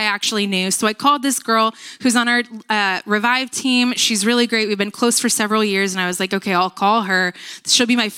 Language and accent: English; United States; I grew up in Nevada